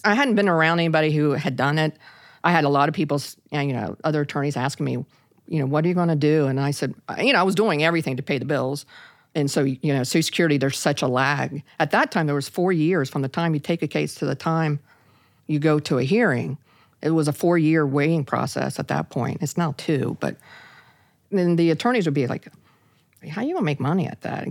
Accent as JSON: {"language": "English", "town": "Parkersburg", "region": "West Virginia", "country": "United States", "tie": "born or raised there", "said": "in my hometown of a little town of Parkersburg, West Virginia"}